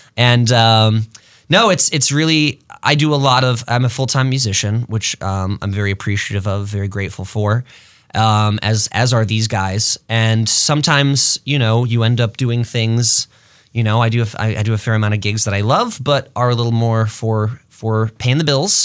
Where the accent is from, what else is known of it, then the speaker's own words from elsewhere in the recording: Rochester, New York, United States; also born or lived in Los Angeles; now in Twin Cities, United States; I'm from Rochester, New York. I moved here in two thousand ten